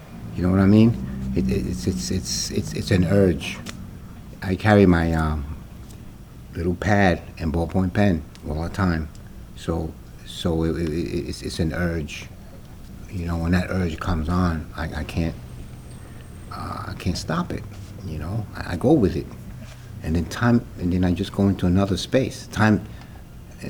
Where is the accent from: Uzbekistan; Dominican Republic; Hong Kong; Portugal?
Dominican Republic; Santiago; also born or lived in New York; now in Boston, United States; I was born in Santiago, Dominican Republic, in a little village called Bella Vista